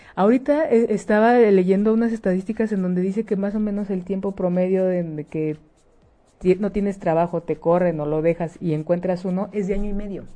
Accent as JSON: {"language": "Spanish", "country": "Mexico", "said": "como mexicanas"}